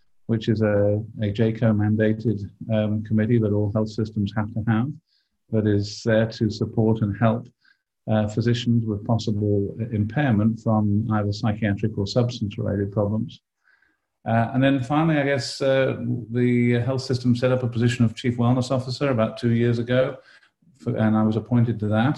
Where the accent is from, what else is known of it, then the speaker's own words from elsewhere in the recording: United Kingdom; moved away as an adult; also born or lived in London, United Kingdom / Australia; now in Davis, United States; I was born and brought up in Britain and went to medical school in London at University College London